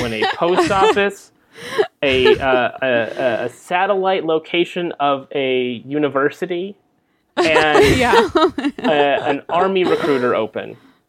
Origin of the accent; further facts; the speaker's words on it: Merced, California, United States; moved away as an adult; also born or lived in Stamford, Connecticut / San Francisco; now in Los Angeles, United States; I grew up in Merced. It is not New York. It is not anything like New York.